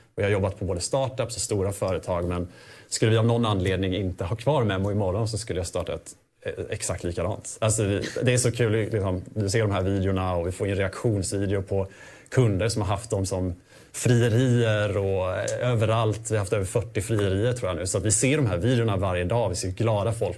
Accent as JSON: {"language": "Swedish", "region": "Småland", "country": "Sweden", "said": "kommer jag faktiskt från Småland. Jag kommer från en gård."}